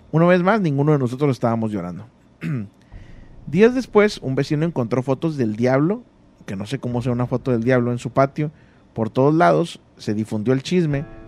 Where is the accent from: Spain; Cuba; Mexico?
Mexico; State of Mexico; del Estado de México